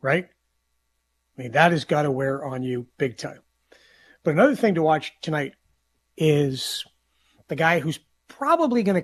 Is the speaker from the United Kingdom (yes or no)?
no; Saskatoon, Saskatchewan, Canada; growing up in Saskatoon